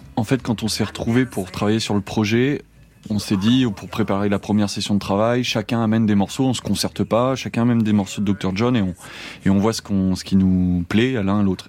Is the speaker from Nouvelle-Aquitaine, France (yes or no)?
yes; Angoulême, Nouvelle-Aquitaine, France; chez moi, à Angoulême